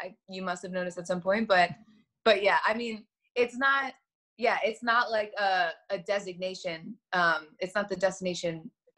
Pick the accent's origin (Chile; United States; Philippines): United States; New York City, New York; moved away as an adult; now in Los Angeles, United States; I'm originally from Staten Island, New York.